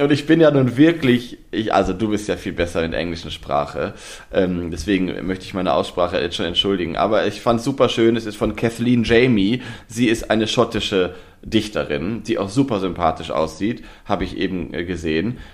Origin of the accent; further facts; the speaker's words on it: Osnabrück, Lower Saxony, Germany; moved away; ich komme ja gebürtig aus der Nähe von Osnabrück. Ich bin in Osnabrück zur Schule gegangen